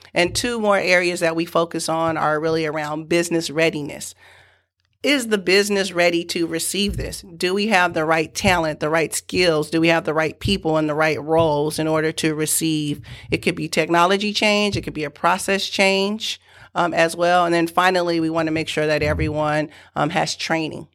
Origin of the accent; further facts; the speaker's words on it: San Francisco, California, United States; also born or lived in Galveston, Texas; we moved from Galveston, Texas, Texas to San Francisco, California. Uh, we moved in with my great aunt and uncle